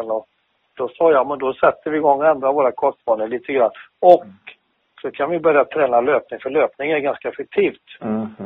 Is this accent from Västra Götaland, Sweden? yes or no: yes; Skövde, Västra Götaland, Sweden; born or raised there; also born or lived in Finland